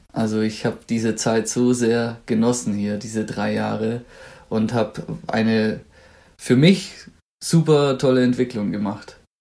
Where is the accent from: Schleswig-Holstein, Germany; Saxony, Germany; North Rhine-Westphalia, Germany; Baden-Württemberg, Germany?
Baden-Württemberg, Germany; Swabia; accent: Swabian; now in Munich, Germany; ich komme aus dem Schwabenland und da hat man ja gern solch so kleine Zischlaute wie Kensch, Schweisch, Hasch